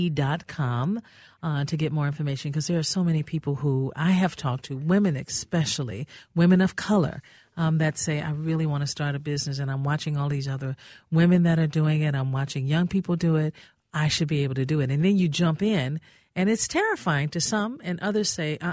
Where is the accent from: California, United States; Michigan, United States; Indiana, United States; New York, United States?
Indiana, United States; Gary; now in Minnesota, United States; I'm from Gary, Indiana